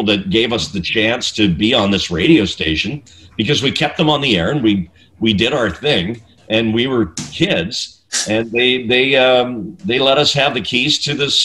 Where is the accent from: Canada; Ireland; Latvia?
Canada; moved away as an adult; also born or lived in Vancouver, British Columbia / Edmonton, Alberta; now in United States; I'm Canadian